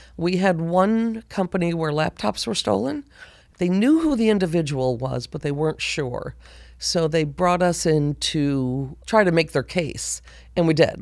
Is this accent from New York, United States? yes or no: yes; Buffalo, New York, United States; moved away as an adult; now in Georgia, United States; I was born and raised in Buffalo, New York.